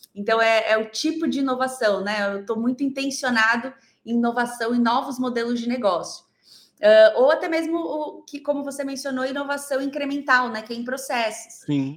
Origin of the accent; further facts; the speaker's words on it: Goiânia, Goiás, Brazil; now in São Paulo, Brazil; sou goiana, moro aqui em São Paulo, mas Legal. eu sou goiana, nasci lá em Goiânia